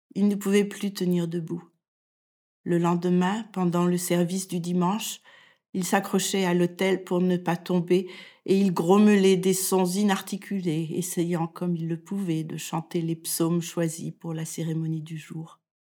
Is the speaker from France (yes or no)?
yes; France; moved away as an adult; now in Denmark; Je suis française et je vis au Danemark depuis plus